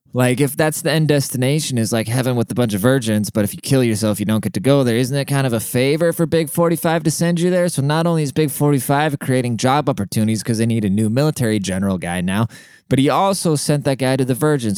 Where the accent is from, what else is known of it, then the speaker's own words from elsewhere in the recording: Germany; now in United States; I grew up in Germany